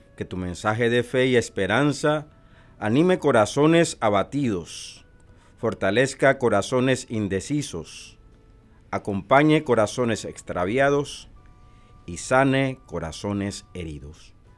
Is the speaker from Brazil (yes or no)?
no; Panama; moved away as an adult; also born or lived in El Salvador / Honduras / Nicaragua / Puerto Rico; now in Omaha, United States; nacido en Panamá